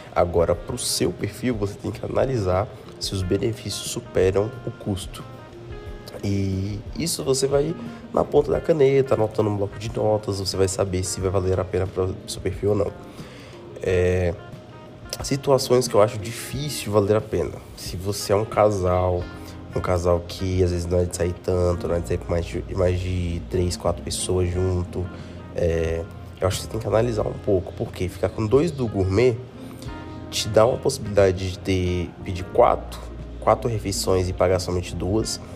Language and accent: Portuguese; Brasília, Federal District, Brazil; Eu aqui sou de Brasília